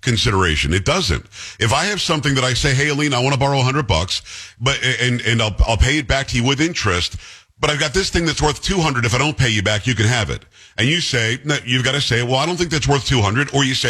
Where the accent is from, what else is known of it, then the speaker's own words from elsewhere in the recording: Palm Beach County, Florida, United States; I grew up in Palm Beach County